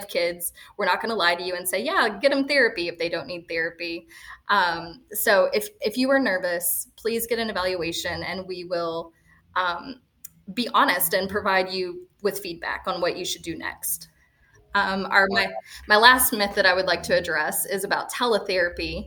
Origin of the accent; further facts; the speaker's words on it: Lewisport, Kentucky, United States; now in Florida, United States; growing up in small town Kentucky, I grew up in Lewisport